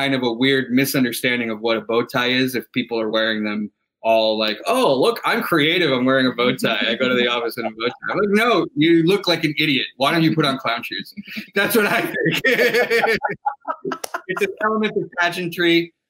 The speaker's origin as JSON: {"language": "English", "town": "Ibagué", "region": "Tolima", "country": "Colombia", "tie": "born or raised there", "moved": "yes", "lives_now": "New York, United States", "said": "my hometown where I was born, in Ibagué."}